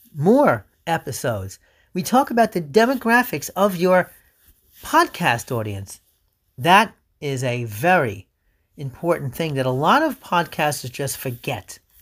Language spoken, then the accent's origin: English; New York City, New York, United States; also born or lived in Oceanside, New York; we're from New York City